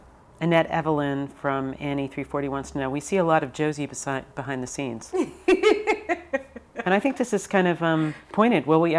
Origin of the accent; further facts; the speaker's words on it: New York, United States; moved away as an adult; now in Los Angeles, United States; I am still from New York.